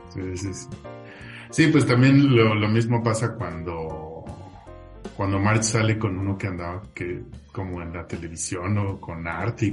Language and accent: Spanish; Mexico; como mexicanos nos hiciera